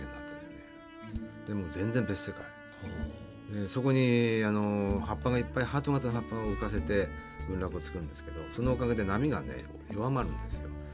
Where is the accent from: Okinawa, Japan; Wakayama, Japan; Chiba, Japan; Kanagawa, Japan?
Chiba, Japan; Ichikawa; born or raised there; also born or lived in Shiojiri, Nagano